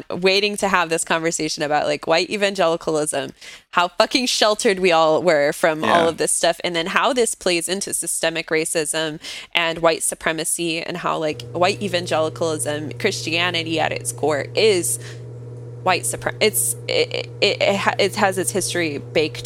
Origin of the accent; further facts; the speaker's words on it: Joliet, Illinois, United States; my hometown outside of Chicago